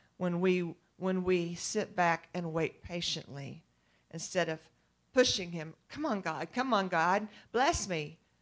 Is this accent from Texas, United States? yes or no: yes; East Texas, United States; I'm from East Texas